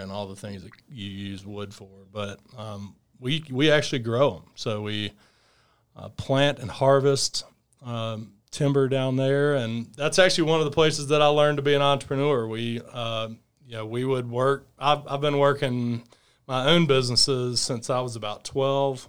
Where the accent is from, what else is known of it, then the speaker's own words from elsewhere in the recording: Fairhope, Alabama, United States; I grew up in, uh, outside of Mobile, Alabama, in a small town called Fairhope